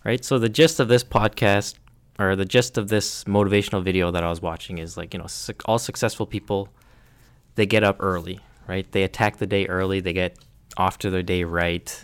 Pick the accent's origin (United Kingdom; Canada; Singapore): Canada; we're Canadian